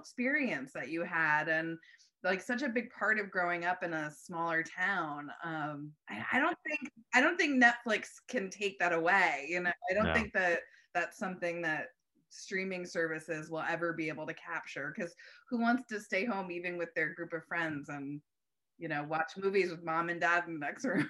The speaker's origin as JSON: {"language": "English", "town": "East Hampton", "region": "New York", "country": "United States", "tie": "born or raised there", "also_born_or_lived": "Palm Desert, California", "said": "growing up in East Hampton"}